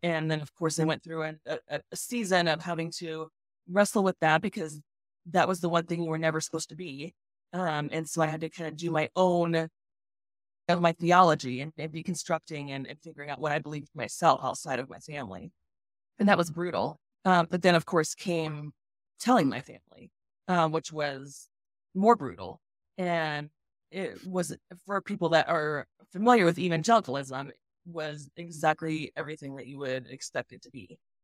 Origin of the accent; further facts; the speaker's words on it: Colorado Springs, Colorado, United States; So, I grew up in Colorado Springs, which is, like, the, you know, epicenter of all the evangelical ministries